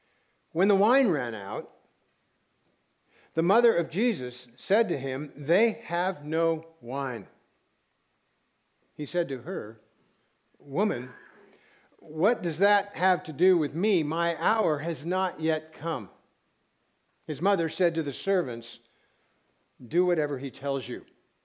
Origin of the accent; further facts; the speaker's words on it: Santa Barbara, California, United States; I'm from Santa Barbara.